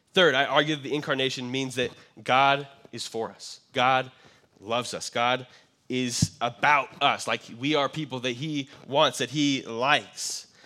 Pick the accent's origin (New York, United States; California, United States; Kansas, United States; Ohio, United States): Kansas, United States; moved away; growing up in Kansas, I had some friends who had ranches